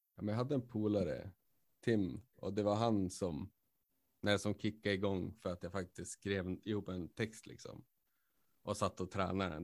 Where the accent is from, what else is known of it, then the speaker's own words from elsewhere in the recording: Skellefteå, Västerbotten County, Sweden; now in Umeå, Sweden; Skellefteå, mm. born and raised